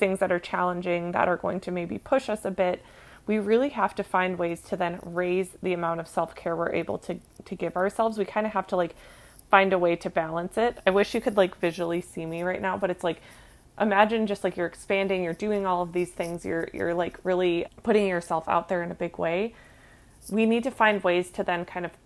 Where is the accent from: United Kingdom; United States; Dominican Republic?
United States; Minnesota; moved away; I grew up in Minnesota. Like, I'm here now visiting for a family reunion, and one of my favorite things about growing up here